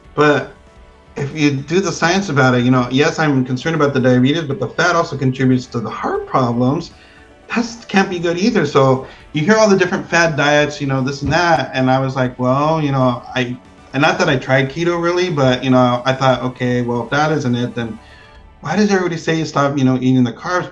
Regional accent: Pico Rivera, California, United States; moved away; I grew up in Pico Rivera

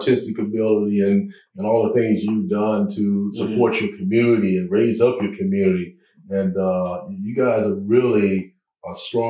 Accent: Washington, District of Columbia, United States; I grew up in Washington, D.C. And on the south side.

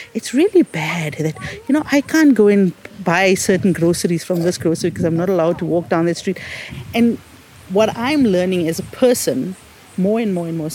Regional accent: South Africa; living in a South African context as an Indian, because we were black, um, you know, we were squashed into the, what was called the Asiatic Bazaar

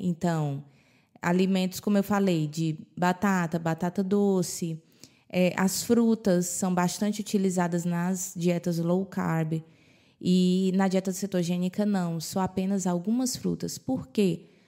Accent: Brazil; moved away; quando eu era criança, no Brasil, era muito difícil ver uma pessoa obesa

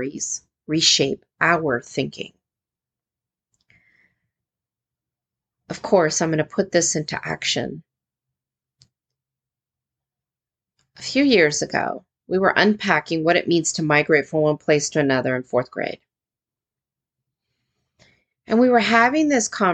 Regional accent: United States; as an American teacher

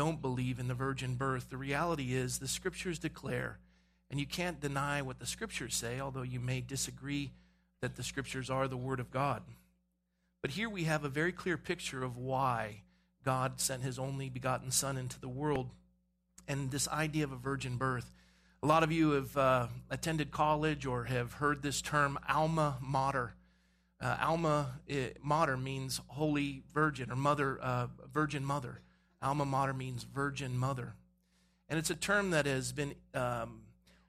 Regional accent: Coronado, California, United States; growing up in Coronado, my family was what we called CEO Christians

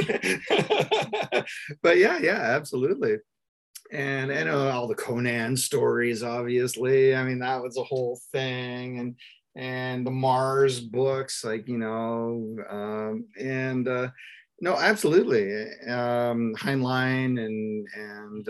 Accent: Toronto, Ontario, Canada; We're from the Ontario, Canada, and I grew up in the Toronto area

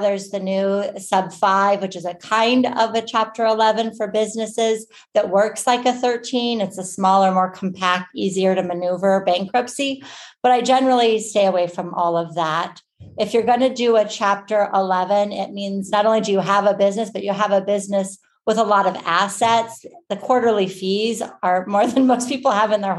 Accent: Arizona, United States; moved away as an adult; also born or lived in Michigan / Maryland; I'm originally from Arizona, but when I went to law school, I moved to Michigan for law school

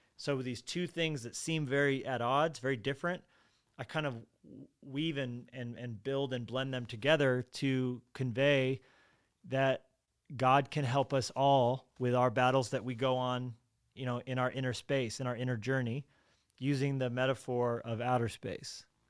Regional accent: Colorado, United States; I was born in Colorado

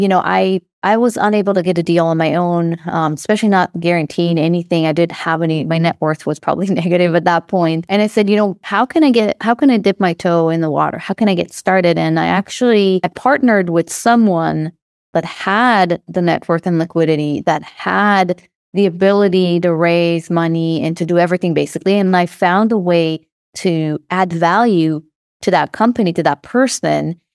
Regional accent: Israel; accent: Israeli; moved away as an adult; now in California, United States; I don't know if you can hear from my accent, but I'm Israeli

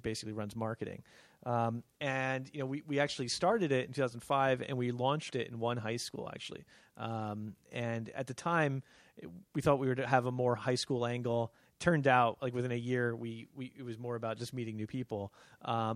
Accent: New Jersey, United States; moved away as an adult; also born or lived in California / Pennington, New Jersey; I'm originally from New Jersey

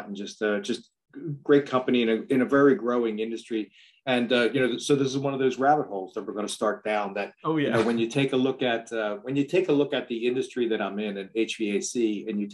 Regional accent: outside of Philadelphia, Pennsylvania, United States; I grew up outside of Philadelphia, went to a school in Pennsylvania called Millersville University, met a pretty girl there, never left the area

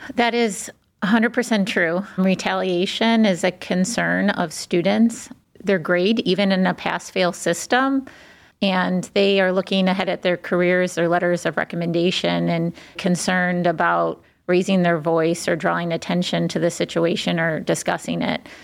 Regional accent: Cleveland, Ohio, United States; moved away as an adult; also born or lived in Washington, D.C. / New Haven, Connecticut; I was born in Cleveland, left and lived on both coast, but of course came back to Cleveland

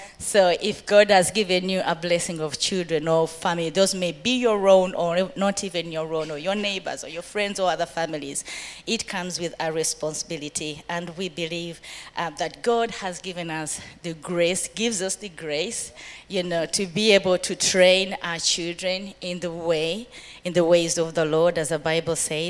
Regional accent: Uganda; moved away as an adult; now in United Kingdom; I grew up in Uganda, been in the UK. It's going to be actually 20 years next year.

